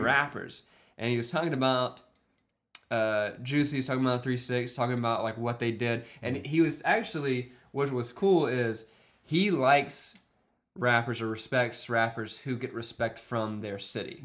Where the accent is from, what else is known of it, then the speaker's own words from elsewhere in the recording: South Mississippi, United States; I grew up in South Mississippi.